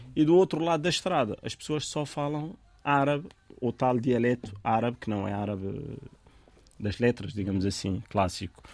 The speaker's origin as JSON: {"language": "Portuguese", "town": "Tabia", "region": "Béni Mellal-Khénifra", "country": "Morocco", "tie": "born or raised there", "first_language": "Tamazight (Berber)", "second_language": "Portuguese", "moved": "as an adult", "lives_now": "Portugal", "said": "a minha localidade chama-se Tabia. Tabia é, é uma aldeiazinha com poucas casas, onde eu nasci, onde comecei a aprender as primeiras, as primeiras letras em árabe, porque a primeira língua foi Tamazirt"}